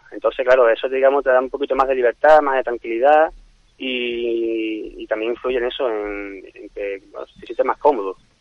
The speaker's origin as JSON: {"language": "Spanish", "town": "Cádiz", "region": "Andalusia", "country": "Spain", "moved": "yes", "lives_now": "San Fernando, Spain", "said": "Yo soy de Cádiz, pero vamos, llevo ya muchos, muchos años en, San Fernando."}